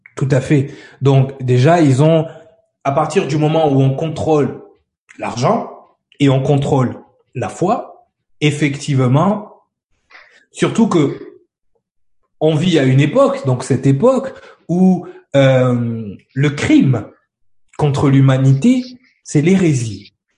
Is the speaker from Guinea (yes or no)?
no; France; en tant que Français